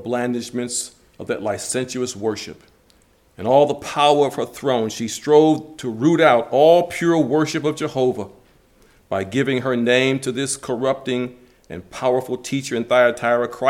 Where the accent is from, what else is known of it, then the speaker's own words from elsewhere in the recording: Detroit, Michigan, United States; growing up in Detroit